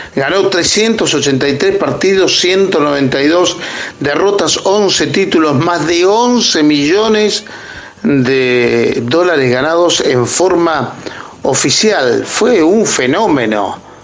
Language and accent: Spanish; Argentina